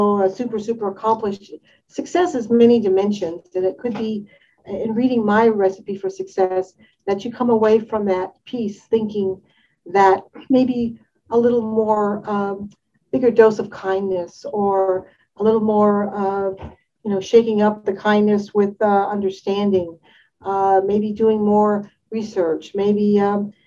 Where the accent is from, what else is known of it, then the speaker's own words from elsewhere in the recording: Detroit, Michigan, United States; I'm from the Detroit area